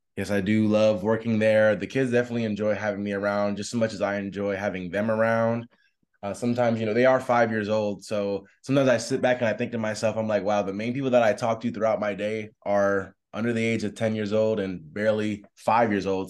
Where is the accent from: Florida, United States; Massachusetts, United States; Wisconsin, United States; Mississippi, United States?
Florida, United States; Tampa; I'm from Tampa, Florida